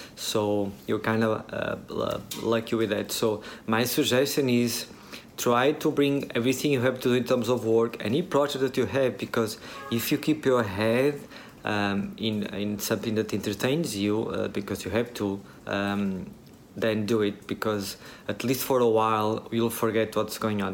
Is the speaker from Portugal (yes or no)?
yes; Portugal; moved away as an adult; now in Vietnam; we are both from Portugal